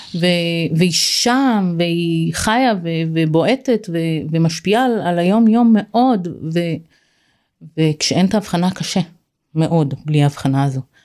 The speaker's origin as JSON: {"language": "Hebrew", "country": "Israel", "tie": "born or raised there", "moved": "as an adult", "said": "זה היה קיבוץ שאני גדלתי בו"}